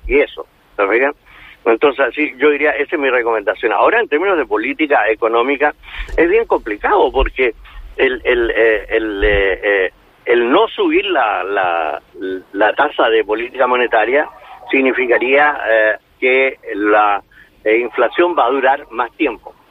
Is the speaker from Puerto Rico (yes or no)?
no; Chile; aquí en Chile